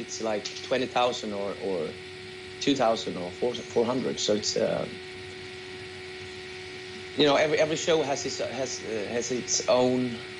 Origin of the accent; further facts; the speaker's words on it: Sweden; We're from Sweden.